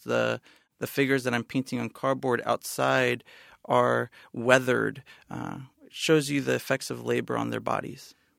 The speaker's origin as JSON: {"language": "English", "town": "San Bernardino", "region": "California", "country": "United States", "tie": "born or raised there", "moved": "yes"}